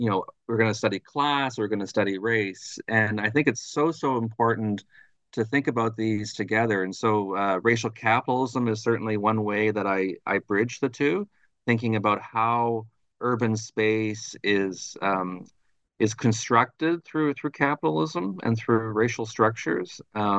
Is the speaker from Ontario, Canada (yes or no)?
yes; Thunder Bay, Ontario, Canada; moved away as an adult; also born or lived in Montreal; I'm originally from Thunder Bay, Ontario, which is right on the north shore of Lake Superior, so not too far from Duluth, Minnesota. And it's a resource town, working class town.